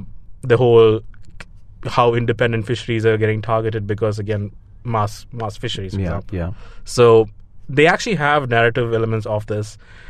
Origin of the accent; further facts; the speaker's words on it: Dubai, United Arab Emirates; I grew up in Dubai, so I really don't have any connection to that.